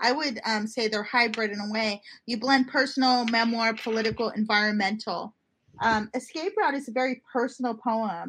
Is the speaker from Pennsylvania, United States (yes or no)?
no; Montana, United States; now in San Bernardino, United States; I was born in Montana.